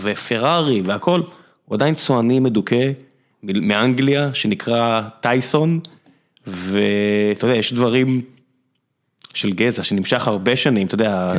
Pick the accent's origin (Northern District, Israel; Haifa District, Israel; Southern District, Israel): Southern District, Israel; Beersheba; moved away as an adult; now in Tel Aviv, Israel; גדלתי בבאר שבע ועכשיו אני בתל אביב